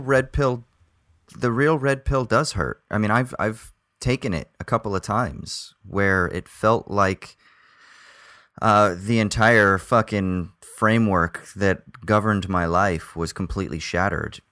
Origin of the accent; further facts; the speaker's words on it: United States; accent: American; moved away; my American accent